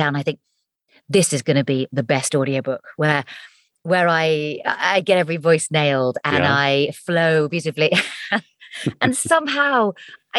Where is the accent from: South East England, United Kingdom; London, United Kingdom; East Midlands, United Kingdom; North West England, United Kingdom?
South East England, United Kingdom; Hampshire; also born or lived in Surrey; I was born in Surrey and then moved to Hampshire